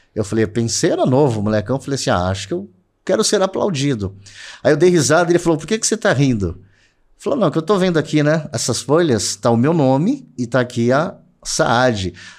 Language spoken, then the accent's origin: Portuguese; ABC, São Paulo, Brazil; Eu sou do ABC